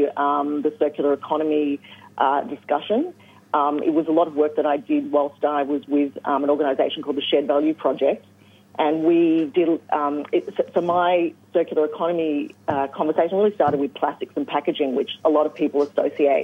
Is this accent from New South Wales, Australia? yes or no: no; Rutherglen, Victoria, Australia; now in Hobart, Australia; I grew up in Rutherglen in northeast Victoria